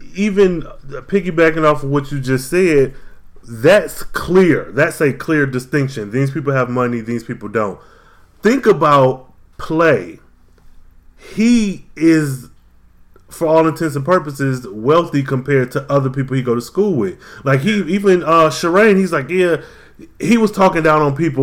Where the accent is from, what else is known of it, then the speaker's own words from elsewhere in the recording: Midwest, United States; I'm from the Midwest